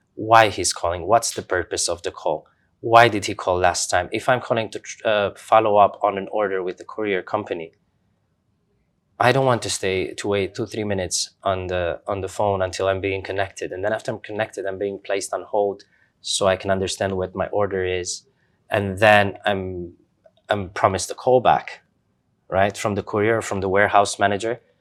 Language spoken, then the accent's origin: English; Romania; moved away as an adult; also born or lived in Doha, Qatar; I grew up in Romania, uh, middle class family, working parents.